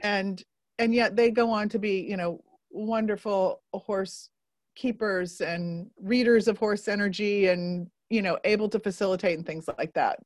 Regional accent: Northern Indiana, United States; moved away; I grew up in Northern Indiana

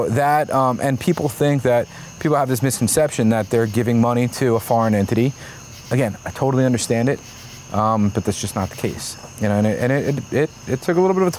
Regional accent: Marlboro, New Jersey, United States; also born or lived in Brooklyn, New York; born in Brooklyn, raised in Marlboro, New Jersey.

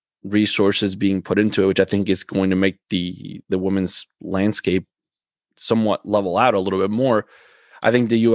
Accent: Argentina; I'm from Argentina.

